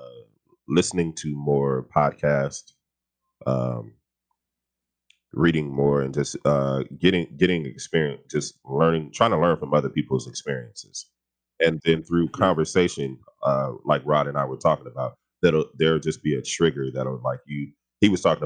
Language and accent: English; Los Angeles, California, United States; I grew up on the west side of LA and off of like Fairfax and Adams